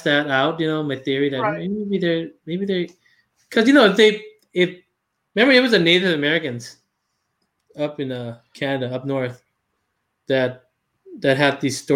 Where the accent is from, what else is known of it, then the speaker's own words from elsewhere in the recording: Laos; English is a second language; moved away; I'm from Laos.